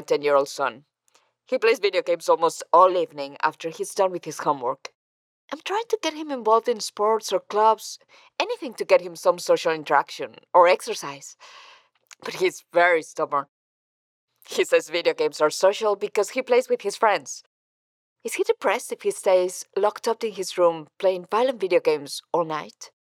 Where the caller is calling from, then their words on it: Buenos Aires, Argentina; I'm calling from Buenos Aires, Argentina